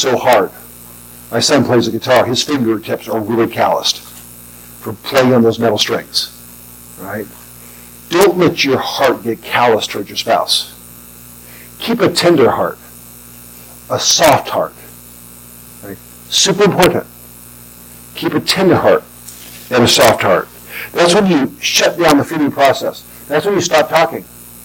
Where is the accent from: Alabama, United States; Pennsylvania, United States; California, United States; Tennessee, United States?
California, United States; Southern; I grew up in Southern California